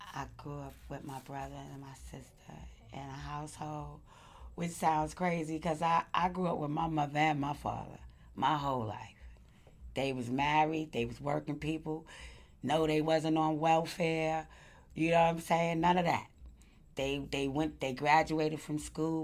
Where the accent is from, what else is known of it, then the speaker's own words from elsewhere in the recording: New York City, New York, United States; I grew up in Crown Heights for the best part of my life